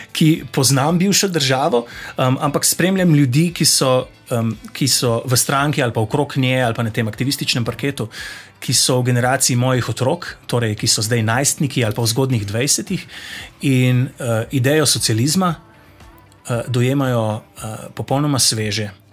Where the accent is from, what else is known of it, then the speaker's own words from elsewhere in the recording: Zasavje, Slovenia; Jaz sem iz Zasavja, tam um, nam je ta okoljski aktivizem položen v bistvu v zibelko